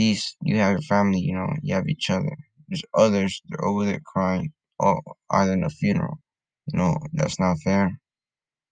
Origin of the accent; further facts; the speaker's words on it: Honduras; moved away; I'm from Honduras, and over there, there's people who live in the streets